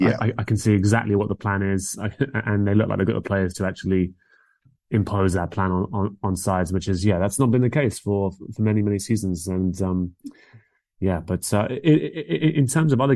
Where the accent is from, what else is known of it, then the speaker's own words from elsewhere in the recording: London, United Kingdom; I grew up in North London